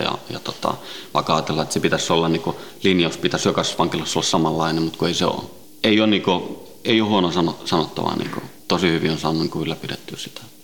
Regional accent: Helsinki, Uusimaa, Finland; also born or lived in Sweden; Ruotsista lähtöisin ja, ja tota, Ruotsin lähiössä kasvanut ja syntynyt ja, ja tota, viisivuotiaana noin tultiin Suomeen, Itä-Helsinkiin

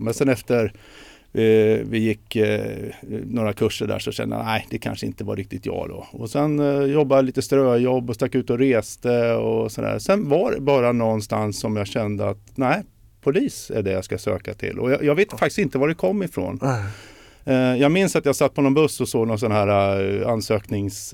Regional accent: Sweden; Jag är ju född i Sverige

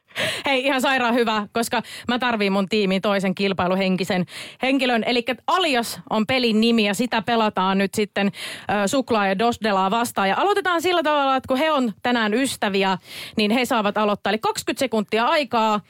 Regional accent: Savo, Finland; moved away; Mäkin on ihan alun perin Savosta kotoisin, joten savolaiset pitää yhtä

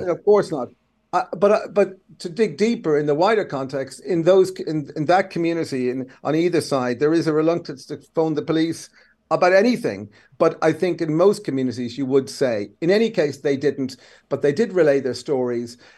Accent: Kildare, Leinster, Ireland; I'm Irish, but the other thing is the rest is I'm a Kildare man

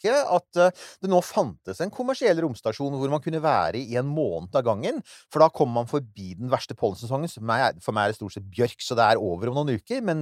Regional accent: Norway; ja, vokst opp i Norge.

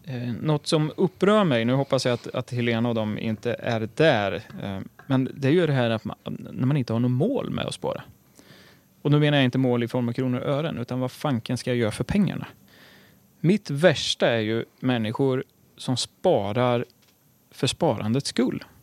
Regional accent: Örebro, Örebro County, Sweden; från Örebro, eh, där jag är uppvuxen

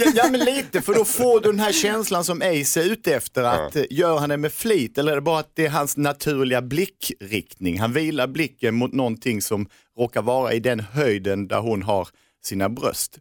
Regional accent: Norrköping, Östergötland, Sweden; i Norrköping där vi kommer ifrån

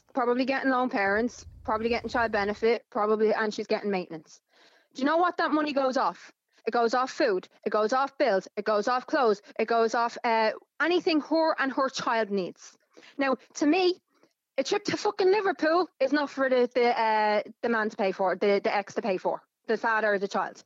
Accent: Dublin, Leinster, Ireland; I was born to a single mother in Clondalkin who raised two children

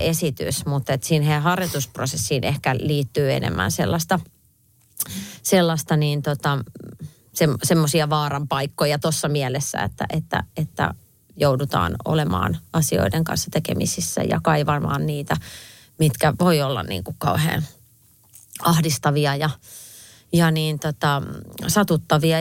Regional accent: Viiala, Pirkanmaa, Finland; now in Helsinki, Finland; kun mä oon Viialasta pienestä paikasta kotoisin, niin asutaan kaikki Helsingissä nykyään

